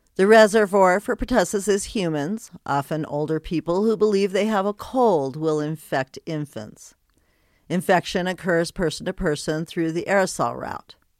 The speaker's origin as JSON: {"language": "English", "region": "Colorado", "country": "United States", "tie": "born or raised there", "also_born_or_lived": "Wyoming / Texas", "moved": "yes", "said": "Then I moved to Texas, then back to my home state of Colorado."}